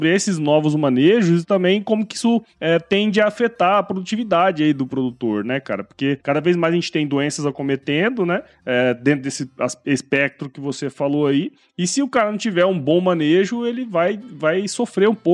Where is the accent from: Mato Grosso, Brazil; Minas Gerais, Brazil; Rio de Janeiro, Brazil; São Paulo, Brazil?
Mato Grosso, Brazil; É, cara, assim, eu sou de Mato Grosso, né, cara?